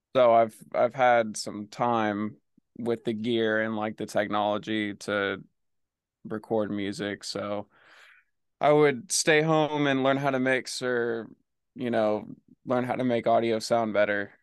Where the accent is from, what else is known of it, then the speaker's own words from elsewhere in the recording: Oklahoma, United States; moved away as an adult; now in Los Angeles, United States; I'm from Oklahoma.